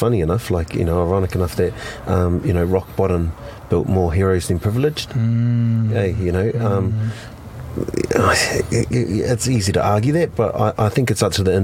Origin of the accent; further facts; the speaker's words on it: New Zealand; I'm Pacific Islander and I'm a Kiwi